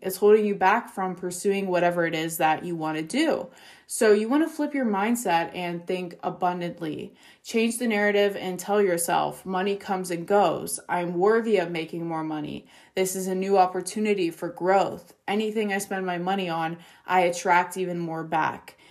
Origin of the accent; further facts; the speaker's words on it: Pittsburgh, Pennsylvania, United States; I'm from Pittsburgh, and here we call soda pop